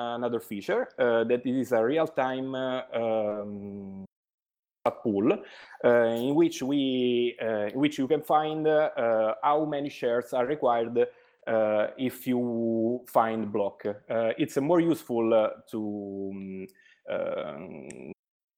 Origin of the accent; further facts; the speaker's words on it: Italy; English is a second language; I'm from Italy.